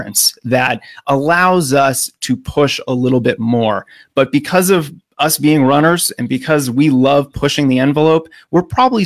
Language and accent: English; United States; accent: American; as an American